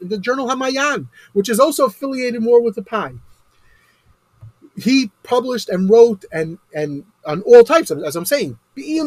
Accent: United States; I'm an American

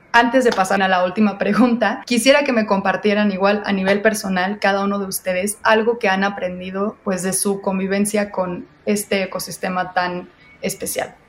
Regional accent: Mexico; tenemos una responsabilidad como mexicanos

